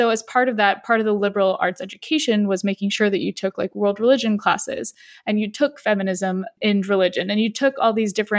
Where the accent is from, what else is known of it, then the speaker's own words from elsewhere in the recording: San Diego, California, United States; I, on the flip side, grew up in the US my whole life. I grew up in San Diego, which is pretty progressive